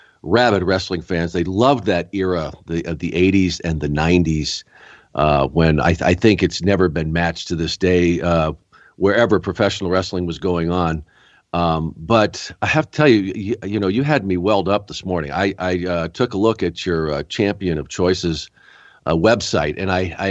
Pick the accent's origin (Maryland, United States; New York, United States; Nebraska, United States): New York, United States; Rochester; I was born in Rochester.